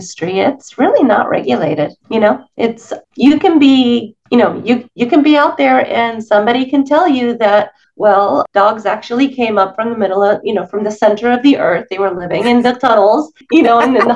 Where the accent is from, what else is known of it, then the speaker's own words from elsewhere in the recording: Venezuela; now in United States; when I was growing up in Venezuela